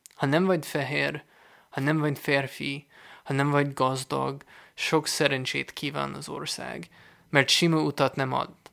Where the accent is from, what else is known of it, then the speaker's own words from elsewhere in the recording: United States; Hungarian is a second language; moved away; Ahonnan én jövök, Amerika